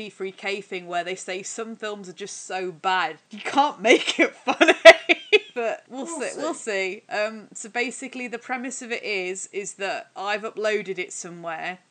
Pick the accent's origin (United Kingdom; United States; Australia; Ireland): United Kingdom; Dudley, West Midlands; moved away as an adult; now in Nottingham, United Kingdom; I was in Dudley for 21 years